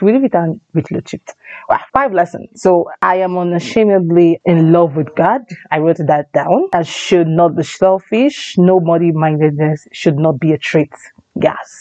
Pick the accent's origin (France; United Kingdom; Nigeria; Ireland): Nigeria; Anambra; I come from Anambra State. Yes, my dad and my mom is from Anambra State